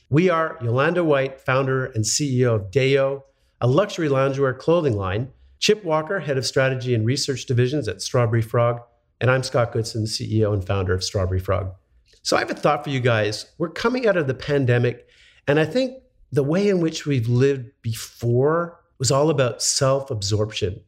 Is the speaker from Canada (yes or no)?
yes; Montreal, Quebec, Canada; I grew up in Montreal